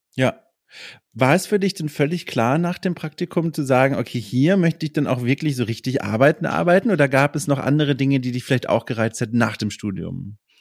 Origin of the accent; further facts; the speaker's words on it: Southern Germany, Germany; ich komme ja eigentlich auch aus Süddeutschland